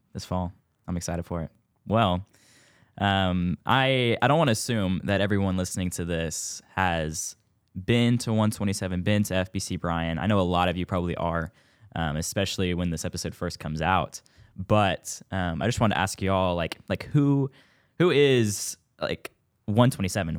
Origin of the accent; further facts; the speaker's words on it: Spring, Texas, United States; moved away as an adult; now in Bryan, United States; I am from Houston, Texas, Northwest Houston, um, spring to be exact.